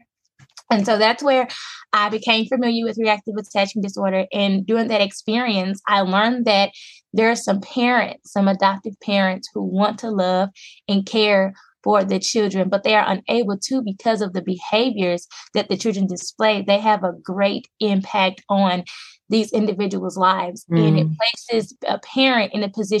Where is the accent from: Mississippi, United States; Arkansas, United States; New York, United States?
Arkansas, United States; Little Rock; I am from Little Rock, Arkansas. I'm a native. And I'm also a resident, so I'm a country girl